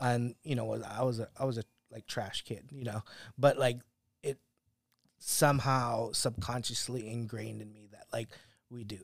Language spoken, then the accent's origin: English; Kauai, Hawaii, United States; moved away; growing up on Kauai